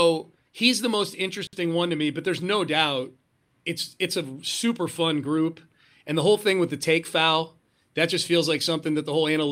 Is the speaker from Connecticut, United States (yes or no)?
yes; Connecticut, United States; now in Houston, United States; I grew up in Connecticut. So that's like, geographically, that's my background. I grew up in the Northeast